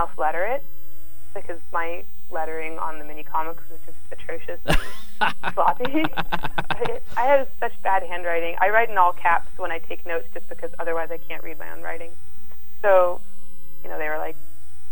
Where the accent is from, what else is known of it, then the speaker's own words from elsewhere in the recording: Massachusetts, United States; I'm come from Massachusetts